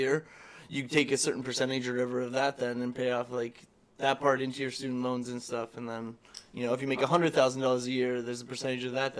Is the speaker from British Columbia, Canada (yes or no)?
no; Ontario, Canada; Went there or whatever just because, I came from Ontario, so.